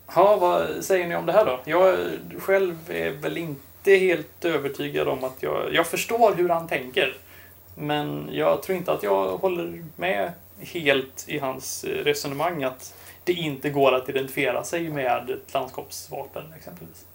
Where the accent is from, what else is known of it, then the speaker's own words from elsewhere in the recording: Halland County, Sweden; Jag är ju från norra delen av Halland också